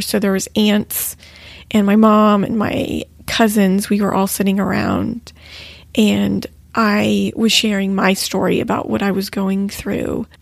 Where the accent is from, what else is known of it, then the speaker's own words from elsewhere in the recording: Texas, United States; we're both actually from Texas